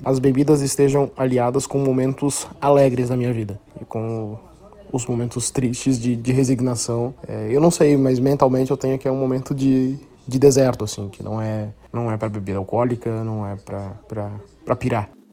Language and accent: Portuguese; Santa Catarina, Brazil; eu sou de Santa Catarina